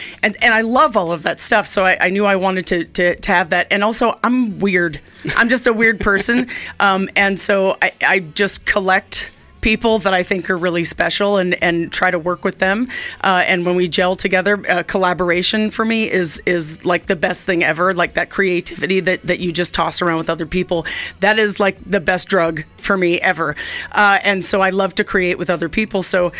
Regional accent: New York City, New York, United States; moved away as an adult; now in Boise, Idaho, United States; She still lives in the same apartment I grew up in Manhattan

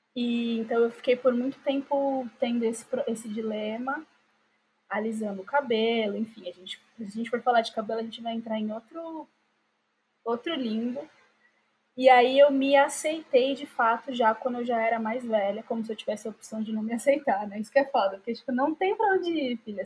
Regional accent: Diadema, São Paulo, Brazil; eu sempre morei em Diadema

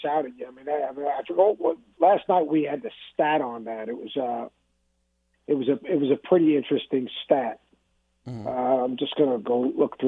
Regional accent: Long Island, New York, United States; I grew up in Long Island

